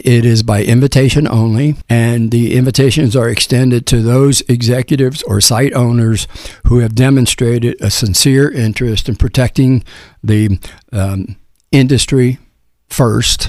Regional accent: Cincinnati, Ohio, United States; moved away as an adult; now in Tampa, United States; I grew up in Cincinnati

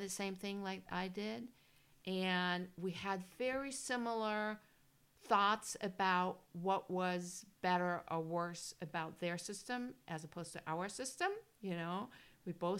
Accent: Germany; first language German; English is a second language; moved away; also born or lived in California; And born and raised in Germany. And so I speak German, obviously.

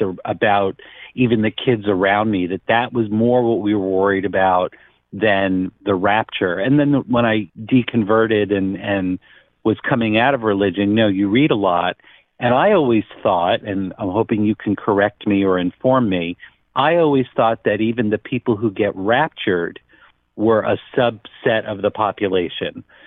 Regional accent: New York, United States; I grew up near New York City

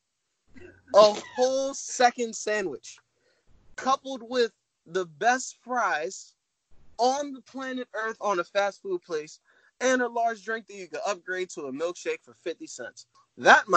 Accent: Greenbelt, Maryland, United States; moved away; I'm from Greenbelt, Maryland, originally, PG County side

